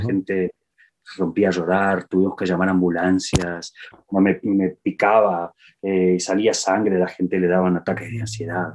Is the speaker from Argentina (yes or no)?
no; Spain; yo que soy español